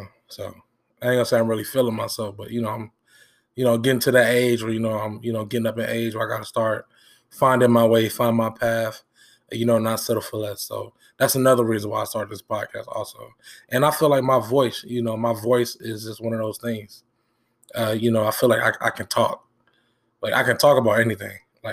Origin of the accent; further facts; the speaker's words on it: Benton Harbor, Michigan, United States; We grew up on Clay Street. If you're from Michigan or Benton Harbor, you know what that is. We grew up on Clay Street.